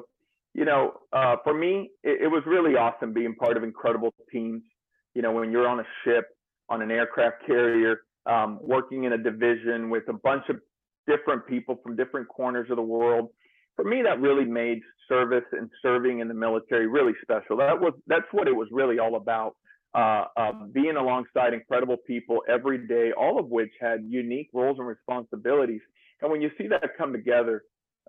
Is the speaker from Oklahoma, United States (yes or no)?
yes; Stillwater, Oklahoma, United States; moved away as an adult; also born or lived in San Juan, Puerto Rico / Pawnee, Oklahoma; later we moved to Stillwater, Oklahoma, where I grew up